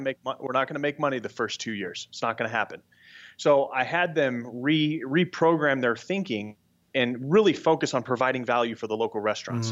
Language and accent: English; Scottsdale, Arizona, United States; we're all from the Scottsdale area